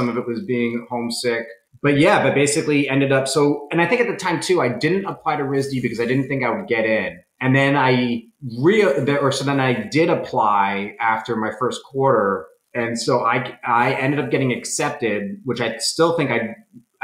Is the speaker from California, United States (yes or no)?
no; Rhode Island, United States; I'm from Rhode Island